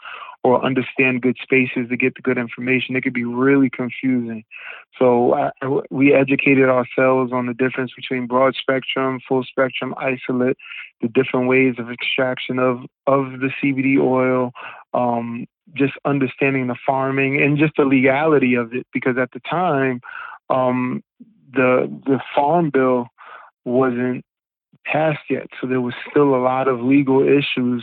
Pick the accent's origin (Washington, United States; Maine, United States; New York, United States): New York, United States; Rockland County; also born or lived in Harlem, New York; I moved back to Rockland County, which, you know, where I grew up in the latter part of my life